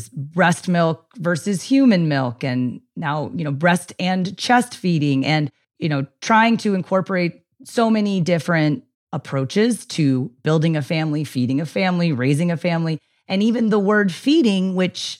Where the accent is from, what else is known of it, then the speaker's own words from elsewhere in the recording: United States; I'm American